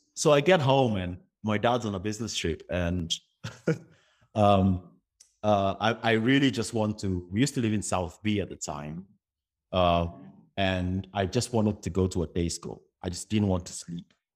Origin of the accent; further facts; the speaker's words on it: Kenya; I moved from the Kenyan system to, uh, uh, the, the British, uh, school, schooling system